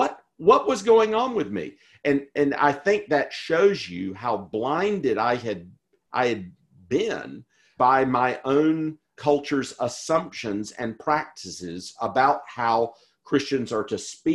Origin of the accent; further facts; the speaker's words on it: the American South, United States; also born or lived in St. Louis, United States / Edinburgh, United Kingdom; But I grew up in the American South, very much in the Southern Presbyterian tradition, with a particular view of the spirituality of the church that just says the church doesn't get involved in these things.